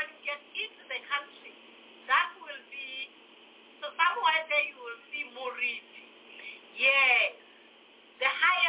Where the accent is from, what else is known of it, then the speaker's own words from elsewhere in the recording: Quthing, Lesotho; also born or lived in Mohale's Hoek; That's cooting. That's my hometown.